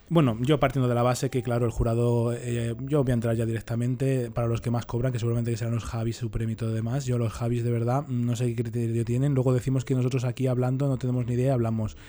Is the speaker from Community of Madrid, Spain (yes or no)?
yes; Leganés, Community of Madrid, Spain; yo también soy de Leganés